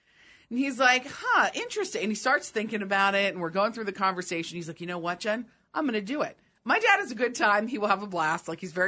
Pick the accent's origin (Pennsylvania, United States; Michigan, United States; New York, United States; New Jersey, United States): Pennsylvania, United States; moved away; I grew up in Pennsylvania.